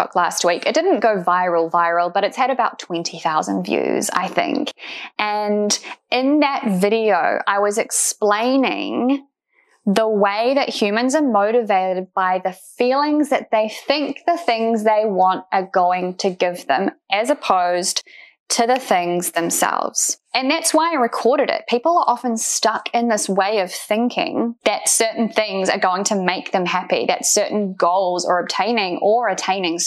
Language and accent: English; New Zealand; I'm obviously from New Zealand